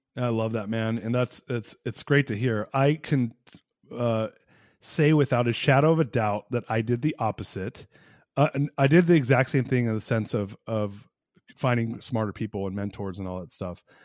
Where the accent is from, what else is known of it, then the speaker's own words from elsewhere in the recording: United States; being an American